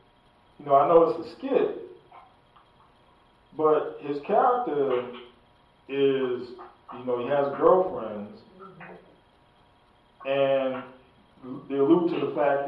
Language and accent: English; New York, United States; Even though I grew up in New York with all that around me.